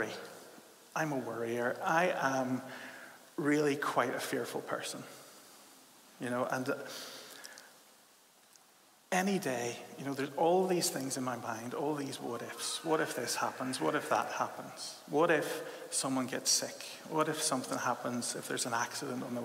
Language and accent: English; Belfast, Northern Ireland, United Kingdom; now in Leeds, United Kingdom; I'm from Belfast, and I grew up, and from a very early age, I encountered this culture that you might call a bit of a dour Ulster Protestantism